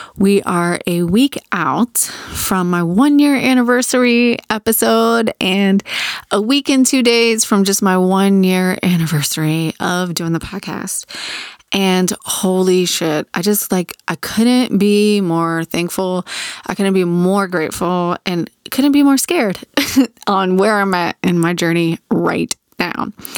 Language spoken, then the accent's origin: English; Virginia Beach, Virginia, United States; 'Cause I grew up in Virginia Beach. I grew up on the ocean.